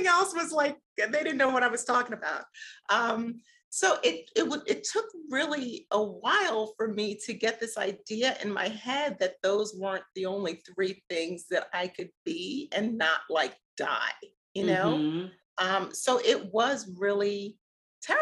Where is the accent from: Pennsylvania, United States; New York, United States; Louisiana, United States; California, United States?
New York, United States; New York City; now in Atlanta, United States; the Catholic churches that I grew up with in Brooklyn